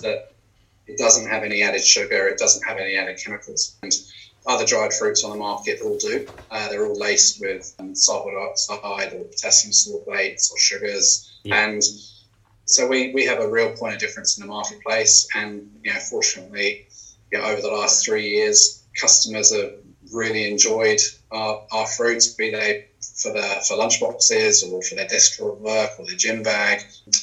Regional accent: United Kingdom; moved away as an adult; also born or lived in London; now in Hawke's Bay, New Zealand; originally I'm from the UK

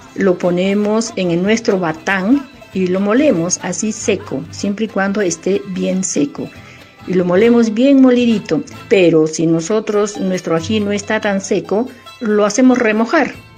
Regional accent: Arequipa, Peru; es el mes de los arequipeños, es nuestro mes

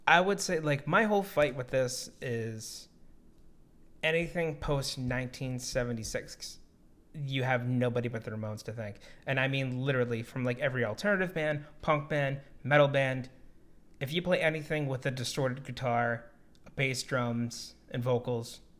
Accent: near Worcester, Massachusetts, United States; now in Virginia, United States; I'm not really from Boston. I'm like 45 minutes away from Boston, close to Worcester."

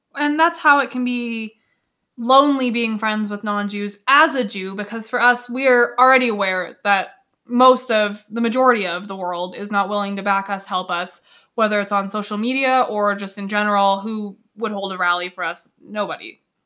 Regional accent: Canada; I'm Canadian, and of course I'm proud to be Canadian

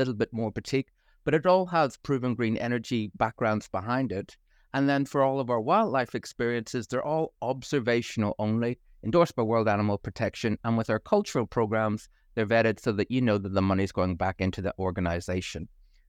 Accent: Belfast, Northern Ireland, United Kingdom; moved away as an adult; also born or lived in Boston / Auckland; But originally, I'm from Belfast in Northern Ireland. And as all good Irish graduates do, you go off, and I moved to Boston. I fell in love with a Kiwi, ended up over in Auckland for 5 years

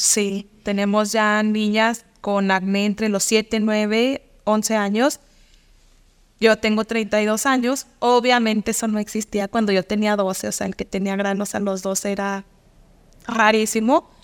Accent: Mexico; como buenos mexicanos

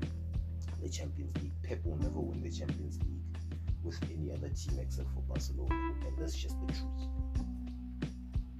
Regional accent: South Africa; in the capacity as a South African

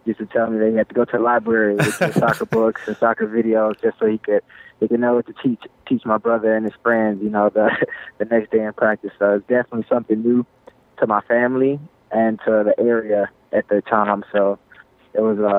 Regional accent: Jackson, Mississippi, United States; moved away; I grew up in Jackson, Mississippi

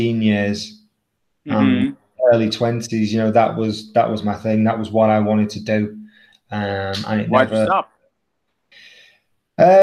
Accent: Southport, North West England, United Kingdom; I'm from a seaside town called Southport in England, in the northwest of England. So it's sort of near Liverpool and Manchester, sort of halfway between them. Born and raised there.

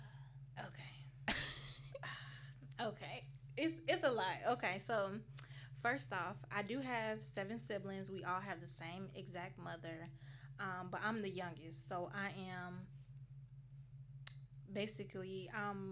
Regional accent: Chicago, Illinois, United States; moved away as an adult; I'm from Chicago, Illinois. I've been down here for a few years.

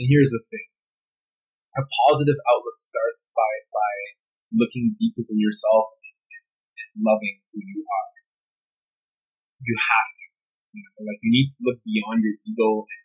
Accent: Canada; I'm Canadian

